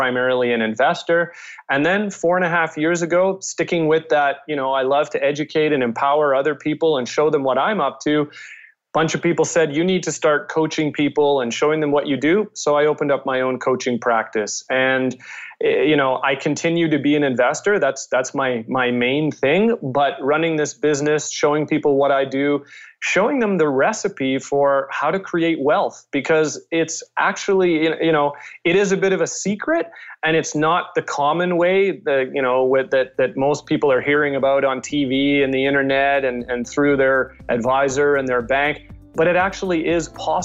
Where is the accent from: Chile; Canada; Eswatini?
Canada; Winnipeg, Manitoba; moved away as an adult; also born or lived in Calgary, Alberta; I'm originally from Winnipeg